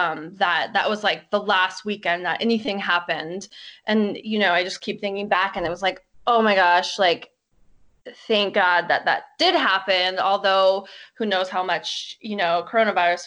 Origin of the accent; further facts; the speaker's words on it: Boulder, Colorado, United States; I am from Boulder, Colorado